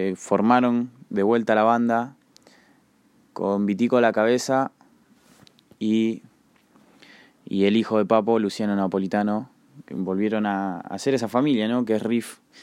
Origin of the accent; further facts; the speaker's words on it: La Plata, Buenos Aires Province, Argentina; soy de La Plata